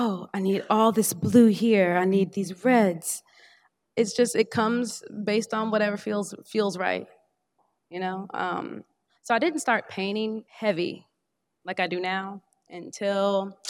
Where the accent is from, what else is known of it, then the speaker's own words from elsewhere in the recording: Indiana, United States; now in Durham, United States; I was born in Durham, North Carolina, but when I was an infant, we moved to Indiana